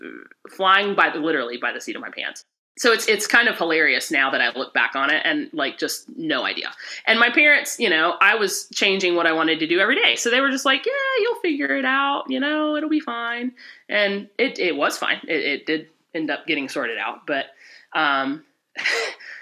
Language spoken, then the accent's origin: English; Rock Hill, South Carolina, United States; accent: Southern; moved away as an adult; also born or lived in Columbus; I grew up in Rock Hill, South Carolina.